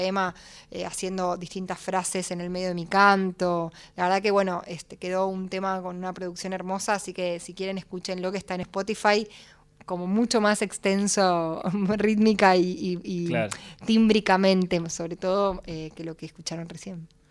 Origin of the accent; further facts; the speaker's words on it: Buenos Aires, Argentina; siendo porteña